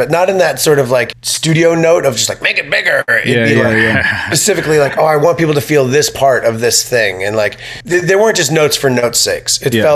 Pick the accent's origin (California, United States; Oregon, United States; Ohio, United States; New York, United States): New York, United States; Long Island; I grew up in Long Island